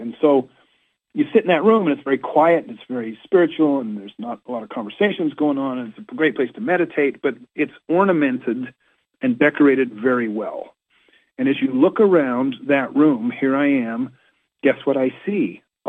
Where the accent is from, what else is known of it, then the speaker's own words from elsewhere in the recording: Washington, District of Columbia, United States; hey, I'm here from Washington, D.C., and I can't help but notice all of these five-petal flowers